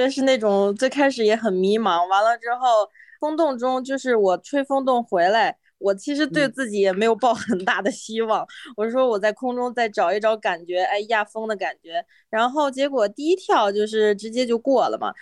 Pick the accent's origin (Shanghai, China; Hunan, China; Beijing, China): Beijing, China; 我是来自北京